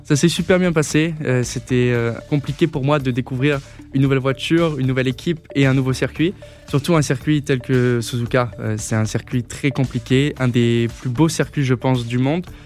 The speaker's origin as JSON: {"language": "French", "town": "Grasse", "region": "south of France", "country": "France", "said": "je suis originaire du sud de la France."}